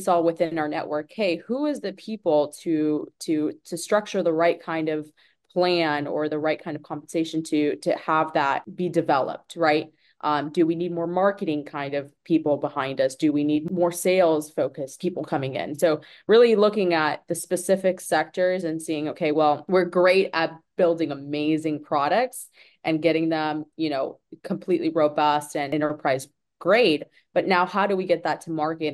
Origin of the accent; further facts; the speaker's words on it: Tampa, Florida, United States; I'm from Tampa Bay originally